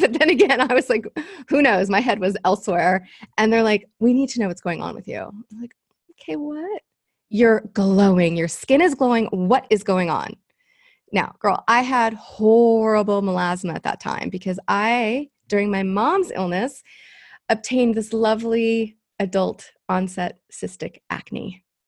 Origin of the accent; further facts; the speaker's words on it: Los Angeles, California, United States; I am from Los Angeles, um, third generation, actually. I'm this rare bird here 'cause, like, nobody's from L